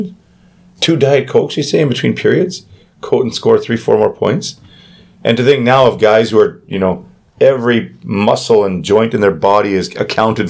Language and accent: English; Thunder Bay, Ontario, Canada; Played with my brother growing up in Thunder Bay